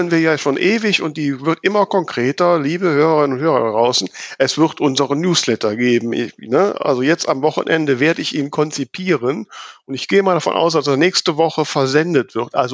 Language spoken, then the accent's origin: German; Kevelaer, North Rhine-Westphalia, Germany; ich bin ja gebürtiger Kevelacher. Ah, du bist dann noch vom, von weiteren Niederrhein. Ne? Ich so. bin erzkatholisch. Von, das ganz platte Land.